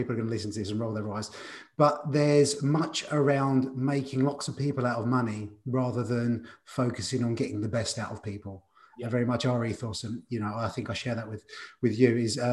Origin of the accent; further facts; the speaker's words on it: United Kingdom; it is very British. And there's not much I can do about being very British.